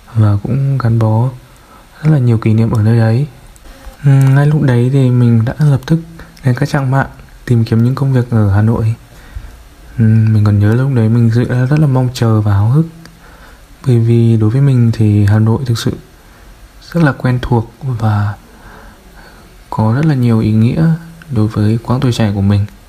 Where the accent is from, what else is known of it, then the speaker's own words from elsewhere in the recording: Vinh, Nghệ An, Vietnam; Mình sinh ra và lớn lên ở thành phố Vinh, Nghệ